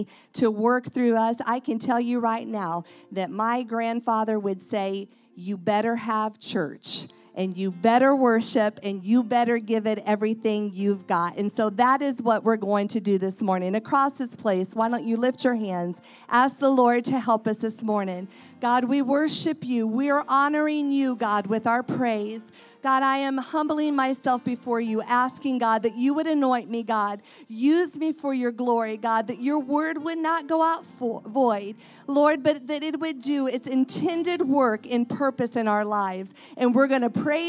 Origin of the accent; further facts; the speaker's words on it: Indiana, United States; I'm from Indiana